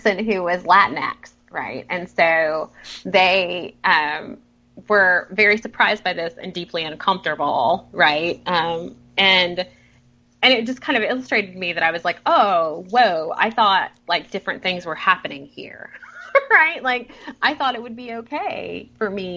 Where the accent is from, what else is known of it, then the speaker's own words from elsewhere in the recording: the South, United States; I grew up in the South